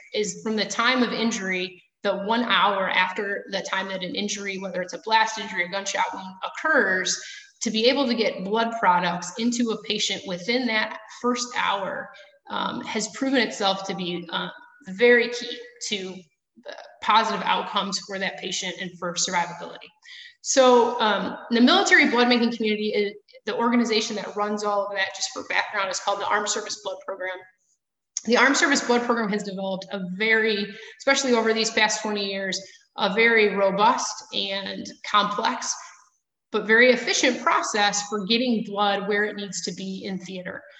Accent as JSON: {"language": "English", "town": "Chicago", "region": "Illinois", "country": "United States", "also_born_or_lived": "Milwaukee, Wisconsin", "accent": "Midwest", "moved": "yes", "said": "I am also from the Chicago area, so my um, Alabama accent is missing as well. Um, but the Midwest one comes out every once in a while"}